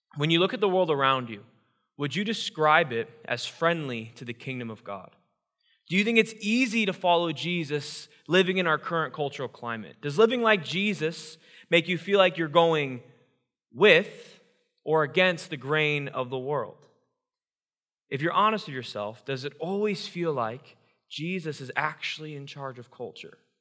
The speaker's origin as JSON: {"language": "English", "region": "Iowa", "country": "United States", "tie": "born or raised there", "said": "I grew up born and raised in Iowa, Iowa proud"}